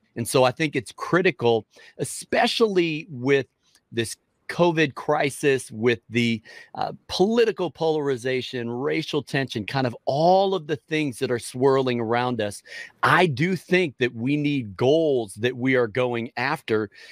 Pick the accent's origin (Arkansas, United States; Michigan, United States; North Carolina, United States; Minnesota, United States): Minnesota, United States; Minneapolis; moved away as an adult; also born or lived in Chicago, Illinois; now in Washington, D.C., United States; I was born in Minneapolis. And so I, I grew up uh, in the Midwest